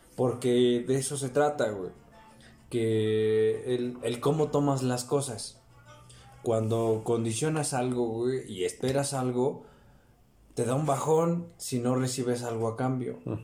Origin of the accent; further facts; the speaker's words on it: Mexico; como en México somos más morenos